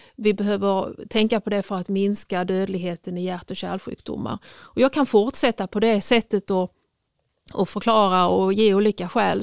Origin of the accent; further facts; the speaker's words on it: Sweden; jag är etnisk svensk och inte invandrare